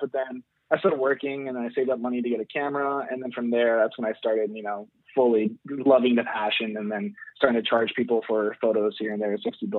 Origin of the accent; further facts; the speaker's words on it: Jacksonville, Florida, United States; moved away as an adult; now in San Diego, United States; I grew up in Jacksonville, Florida, which is in the East Coast.